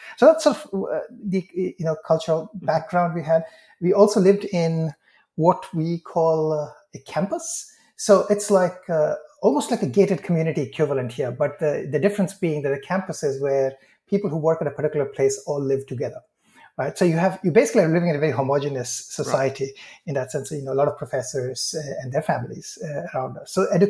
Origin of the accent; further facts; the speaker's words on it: India; So, I come from India and my father is a professor, was a professor.